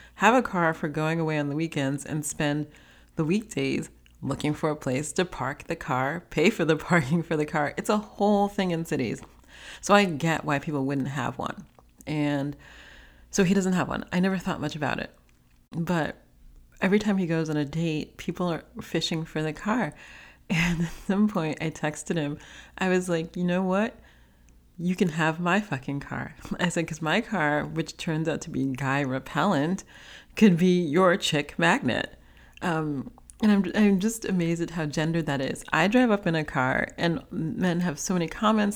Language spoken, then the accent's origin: English; New York City, New York, United States; growing up in New York City, we always had a car